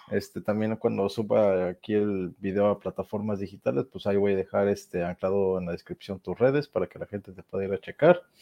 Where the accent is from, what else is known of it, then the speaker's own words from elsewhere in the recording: Mexico; Como buen, universitario mexicano lo